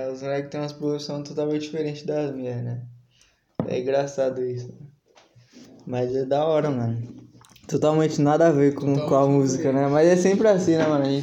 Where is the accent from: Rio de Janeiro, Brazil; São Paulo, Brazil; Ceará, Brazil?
São Paulo, Brazil; Sou, mano. Sou paulista. é bom. Né? Nasci na Moca